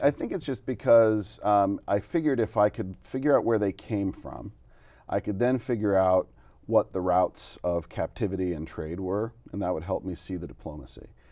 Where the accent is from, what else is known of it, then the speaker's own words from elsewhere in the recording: Utah, United States; moved away as an adult; also born or lived in Montana / California / Portland, Oregon / Pennsylvania; now in Oregon, United States; I was born in Montana, grew up in Utah, went to graduate school in California